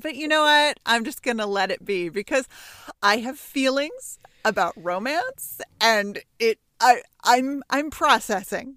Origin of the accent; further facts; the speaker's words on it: Santa Monica, California, United States; I grew up in Santa Monica, five blocks from the beach.